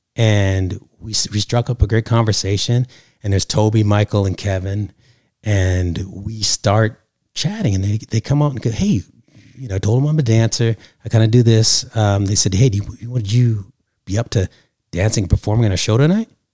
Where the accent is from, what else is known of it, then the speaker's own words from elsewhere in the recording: Canada; now in Los Angeles, United States; originally from Canada, live here in Los Angeles, California